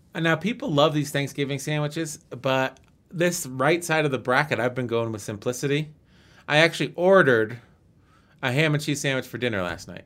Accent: United States; being American

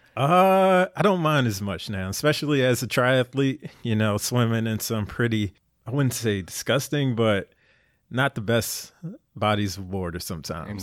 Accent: Philadelphia, Pennsylvania, United States; moved away as an adult; Born and raised in Philly

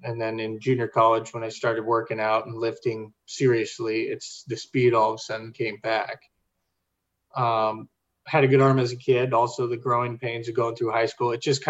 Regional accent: Sacramento, California, United States; I come from Northern California, Sacramento, the valley

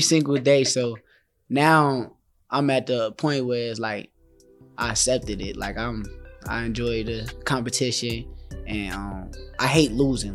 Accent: Newark, New Jersey, United States; my hometown.

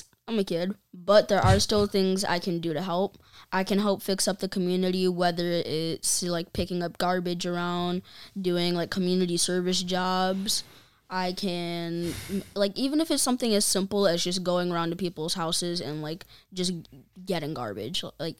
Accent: Buffalo, New York, United States; I've been in Buffalo most of my life. I was born here. A lot of my childhood friends are here

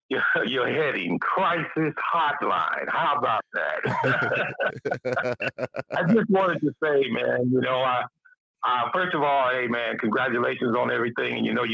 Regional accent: Gary, Indiana, United States; now in Dallas, United States; I'm reading from Gary, man. I'm down in Dallas now.

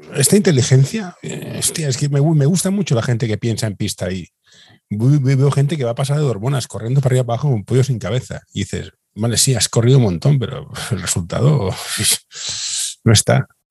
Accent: Barcelona, Catalonia, Spain; yo soy, de Horta

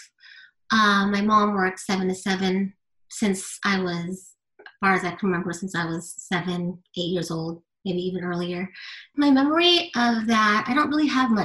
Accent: Southern California, United States; I grew up in Southern California, in a very low income area.

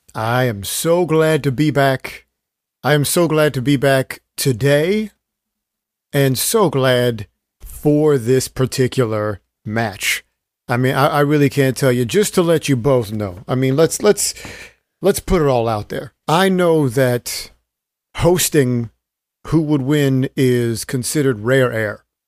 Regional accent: Stockton, California, United States; my hometown of Stockton, California at the University of the Pacific

